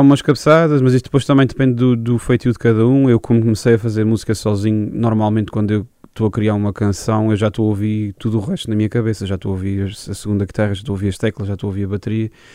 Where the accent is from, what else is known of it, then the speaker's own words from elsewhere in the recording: Angra do Heroísmo, Azores, Portugal; Sou da Angra do heroísmo, sim. Uh, ah, nascido e criado.